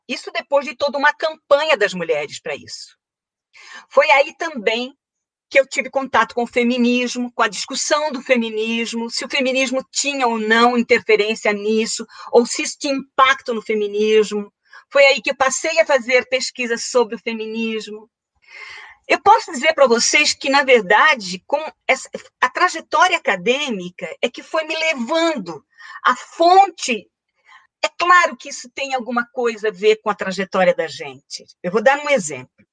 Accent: Itajaí, Santa Catarina, Brazil; Itajaí, cidade onde eu nasci, onde eu fiz essa, essa formação

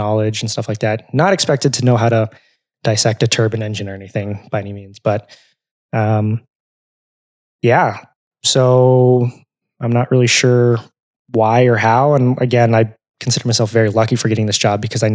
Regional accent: California, United States; moved away; also born or lived in Arizona; I grew up in California

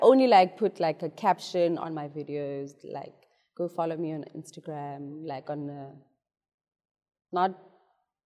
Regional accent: South Africa

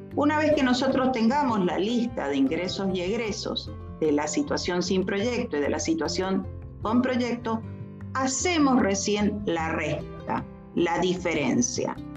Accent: Argentina; yo soy argentina

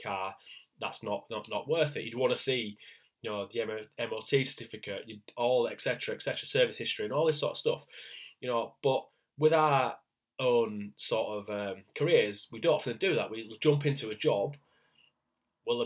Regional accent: Leeds, Yorkshire and the Humber, United Kingdom; I'm from Leeds in the north of England.

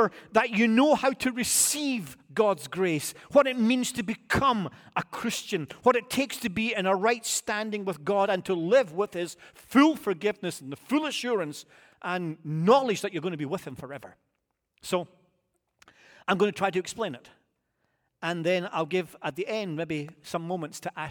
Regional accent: United Kingdom; moved away; I'm British

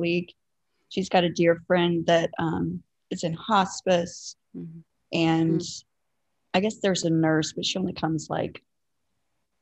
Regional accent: southwestern Virginia, United States; I grew up in a small town in southwestern Virginia, not West Virginia, but southwestern Virginia, very close to the Tennessee line

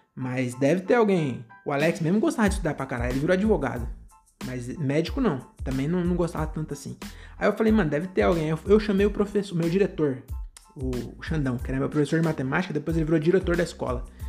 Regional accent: Francisco Morato, São Paulo, Brazil; now in Cajamar, Brazil; eu nasci e cresci é, em Morato, né? Francisco Morato

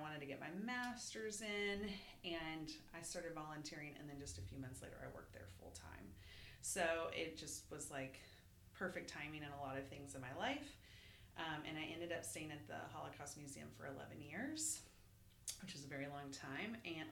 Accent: Arkansas, United States; moved away as an adult; also born or lived in Washington, D.C.; now in Austin, United States; mostly raised in Texas and really, really mostly raised in Arkansas. Lived there through undergrad

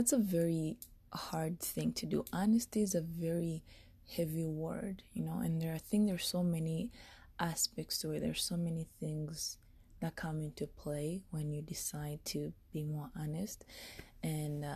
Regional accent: Rwanda; also born or lived in Denver; now in United States; I'm from Rwanda

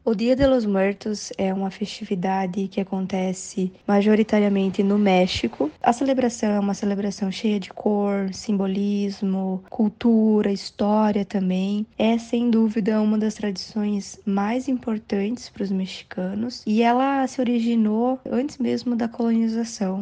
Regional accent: Brazil; nós brasileiros que também somos latino-americanos

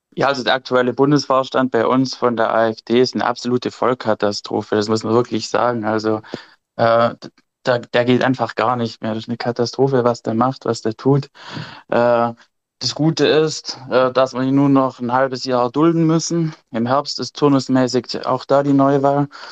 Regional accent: Germany; bei uns in Deutschland

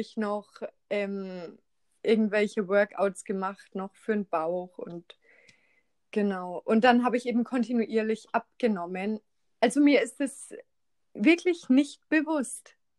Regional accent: Schweinfurt, Bavaria, Germany; die Fachschule in Schweinfurt da wo ich herkomme

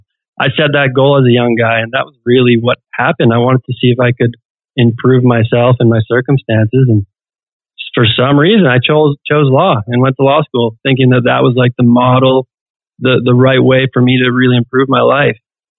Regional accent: British Columbia, Canada; I'm British Columbia.

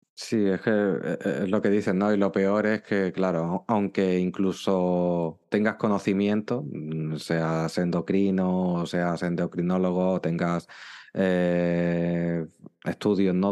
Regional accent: Málaga, Andalusia, Spain; yo soy de España y concretamente soy de, Andalucía y de la ciudad de Málaga

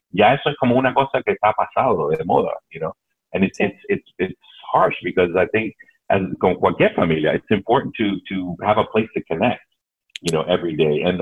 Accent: Cuba; moved away; cuando nosotros llegamos de Cuba, cuando ellos llegaron de Cuba

